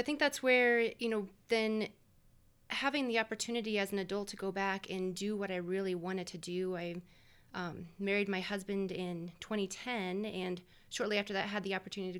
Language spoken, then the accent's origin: English; Denver, Colorado, United States; I grew up here on the Front Range in Denver